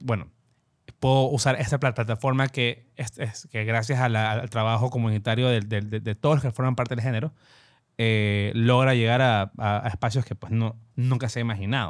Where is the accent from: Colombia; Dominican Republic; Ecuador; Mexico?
Ecuador